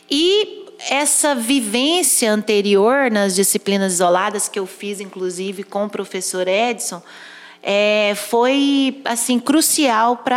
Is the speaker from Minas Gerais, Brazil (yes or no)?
yes; Perdões, Minas Gerais, Brazil; Eu sou de Perdões, também sul de Minas, estou a 200 quilômetros daqui de Pouso Alegre.